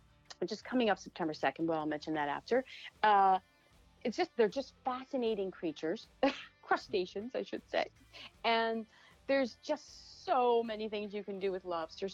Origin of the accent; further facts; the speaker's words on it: Atlantic Canada, Canada; moved away as an adult; now in New York City, United States; I was brought up in Atlantic Canada